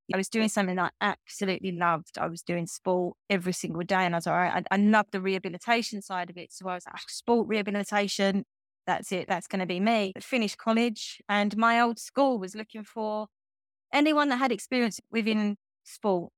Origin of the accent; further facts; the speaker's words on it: Grays, East of England, United Kingdom; moved away as an adult; now in Norfolk, United Kingdom; I grew up in, in Essex in England, in a small townish, you could get called Grays